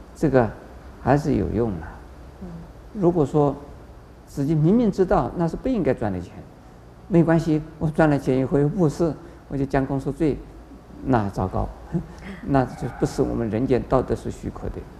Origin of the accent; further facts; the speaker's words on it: China; 我们中国人